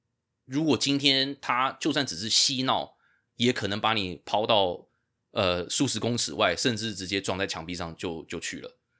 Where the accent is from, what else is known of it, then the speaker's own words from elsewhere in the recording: Taipei, Taiwan; moved away as an adult; now in United States; 因为我在台北长大啊、我是台北长大之后才来这边念那个呃大学跟兽医